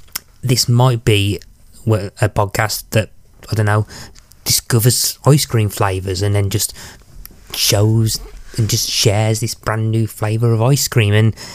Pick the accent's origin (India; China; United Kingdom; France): United Kingdom; as much as the Brit in me would love to talk about the weather for an hour